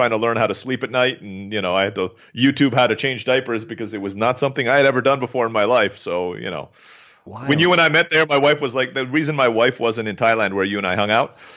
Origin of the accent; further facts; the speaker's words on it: Turkey; also born or lived in Philippines; I grew up in Turkey and was born in the Philippines.